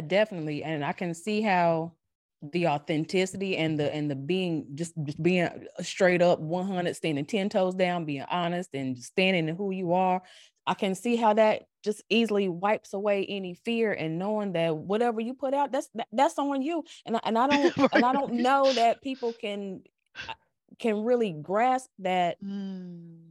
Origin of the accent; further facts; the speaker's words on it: North Carolina, United States; accent: North Carolina; now in Virginia, United States; I was raised in the South. Like this accent you hear ain't Virginia. This is North Carolina.